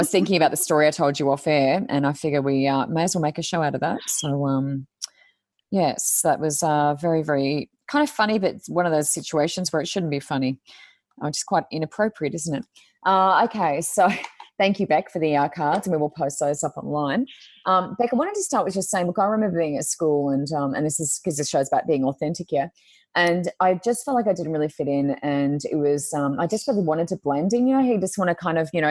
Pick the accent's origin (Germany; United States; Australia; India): Australia; Queensland; also born or lived in New South Wales; we moved from New South Wales to Queensland, so that was going into year six. So I moved when I was in year five, finished year five.